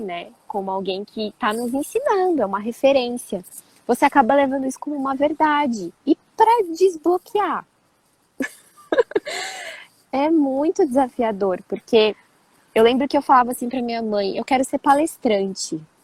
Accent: São Paulo, Brazil; also born or lived in Rio de Janeiro / Petrópolis; eu nasci no Rio e eu morei em Petrópolis, e aí eu tava começando, era muito pequenininha. E aí, é, assim, instantaneamente a minha vida mudou, porque os meus pais se separaram e eu fui para São Paulo

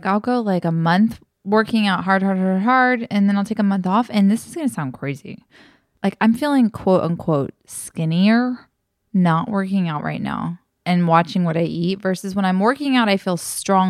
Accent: South Texas, United States; moved away; I grew up in South Texas

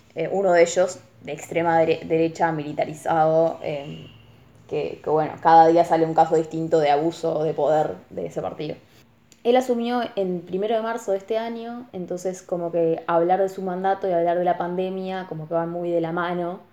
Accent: Colonia del Sacramento, Colonia, Uruguay; also born or lived in Armenia; Colonia es de donde yo vengo y es cruzando el río con Buenos Aires. También por eso mi acento.

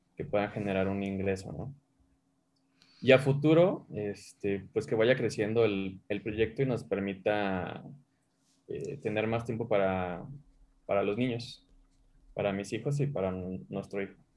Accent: Mazatlán, Sinaloa, Mexico; now in Mexico City, Mexico; Yo soy de Mazatlán.

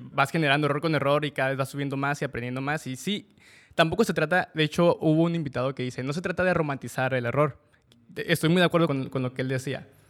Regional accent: Mexico; los mexicanos

